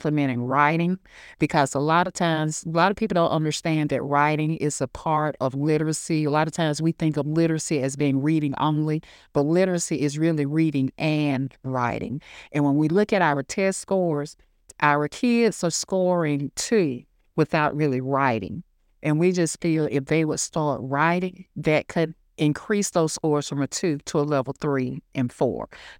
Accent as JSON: {"language": "English", "country": "United States", "said": "Like I said, I'm from Hancock County. I'm a proud alumnus, ninth class of 1986, that I think is the best class that has ever come through Hancock Central High School. And I went to school here."}